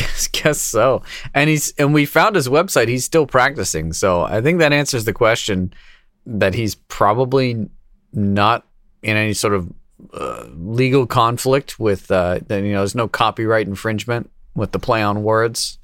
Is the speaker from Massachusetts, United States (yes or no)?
yes; Kingston, Massachusetts, United States; my, my, uh, hometown